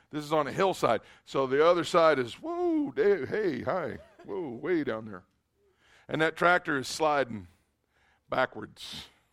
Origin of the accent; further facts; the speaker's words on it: Kentucky, United States; moved away; I am a redneck from Kentucky, born and raised